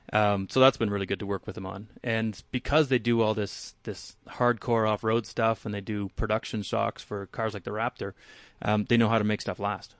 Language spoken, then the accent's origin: English; Canada; now in Palisade, United States; I'm Canadian, so I grew up growing in, I grew up driving in the snow